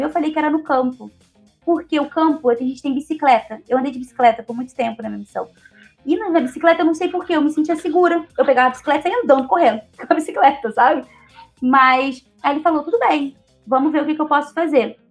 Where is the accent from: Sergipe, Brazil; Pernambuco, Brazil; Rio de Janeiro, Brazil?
Rio de Janeiro, Brazil; first language Portuguese; Sou carioca